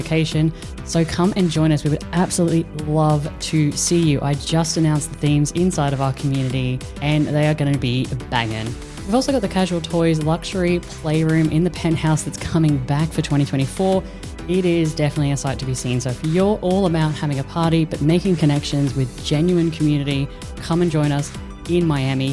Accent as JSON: {"language": "English", "country": "Australia", "moved": "yes", "lives_now": "Netherlands", "said": "we're Australian, we live in the Netherlands"}